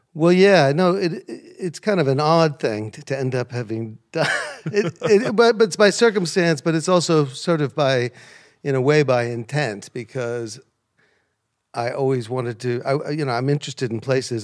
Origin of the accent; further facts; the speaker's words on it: American heartland small towns, Midwest, United States; moved away as an adult; now in United Kingdom; when I was growing up, These places were beautiful, small town, friendly, low crime